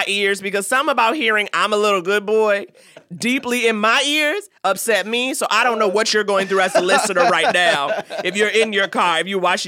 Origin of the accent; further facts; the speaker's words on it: New York, United States; I'm from New York